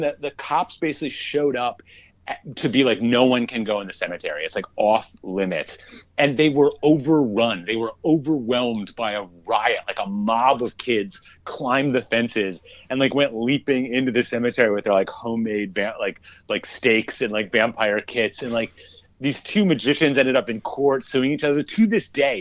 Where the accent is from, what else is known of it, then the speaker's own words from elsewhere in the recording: Minneapolis, Minnesota, United States; I grew up in Minneapolis